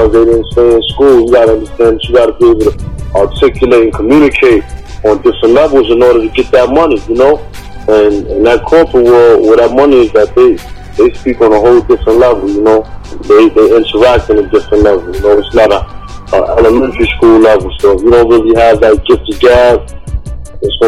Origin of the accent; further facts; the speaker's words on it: New York City, New York, United States; I'm from Harlem